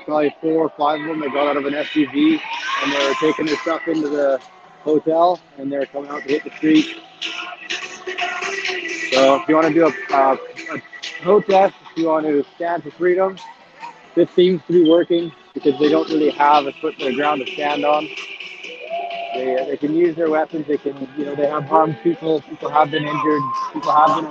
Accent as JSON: {"language": "English", "country": "Canada", "said": "we're Canadian"}